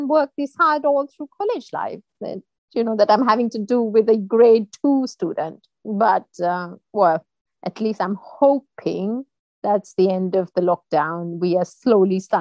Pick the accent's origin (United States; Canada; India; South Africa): India; moved away as an adult; now in United Kingdom; I was born and brought up in India, and I moved to the UK about 17 years back when I married my husband